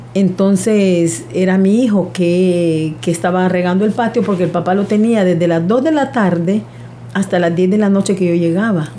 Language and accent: Spanish; Honduras; soy de Honduras, vivo en un pueblo no tan grande, se llama La Lima